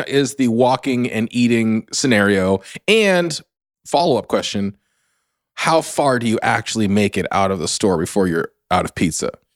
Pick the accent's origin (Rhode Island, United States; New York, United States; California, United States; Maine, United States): California, United States; Bay Area, Northern; I come from Northern California, the Bay Area